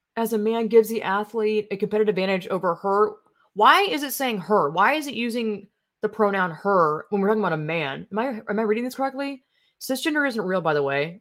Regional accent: the South, United States; I'm from the South

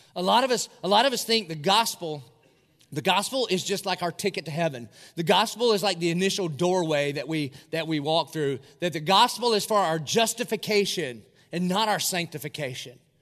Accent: Dillon, United States; moved away; it's a great place to be from. I'm from Dillon

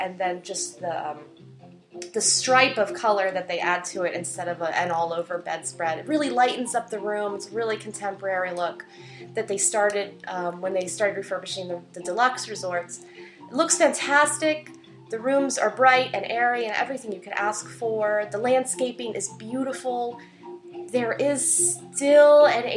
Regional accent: Florida, United States; I grew up in Florida. I lived in two different pink houses.

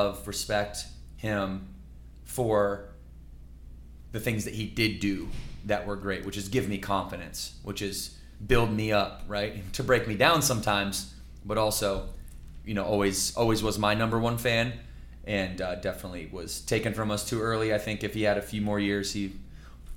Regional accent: Battle Creek, Michigan, United States; I was born in Battle Creek. At 2 years old, we took off and didn't come back till like fourth or fifth grade

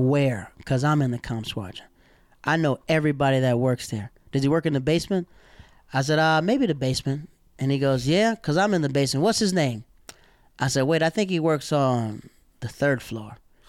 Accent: the South, United States; Dog, I'm from the South. Like, when you yell at somebody, it's time to fight.

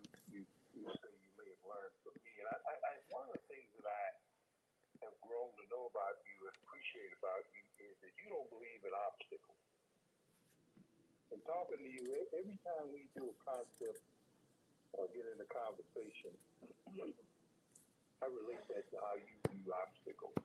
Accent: Chicago, Illinois, United States; born and raised in Chicago, was an original South Sider. I was born on the South Side of Chicago and raised there

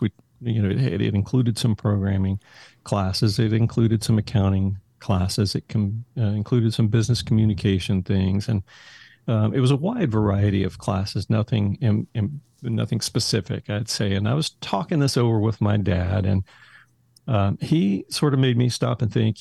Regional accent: Haltom City, Texas, United States; grew up in Haltom City, which is a little suburb of Fort Worth

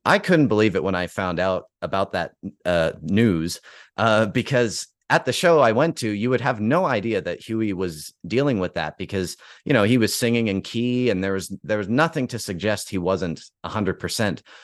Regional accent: Calgary, Alberta, Canada; here in my hometown of Calgary

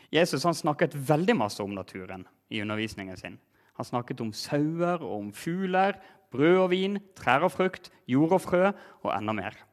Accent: Norway; vi gjør her hjemme som nordmenn i Norge

